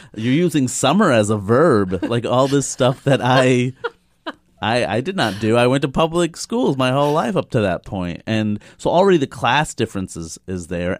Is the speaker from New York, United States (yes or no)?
yes; New York City, New York, United States; I grew up in Queens, New York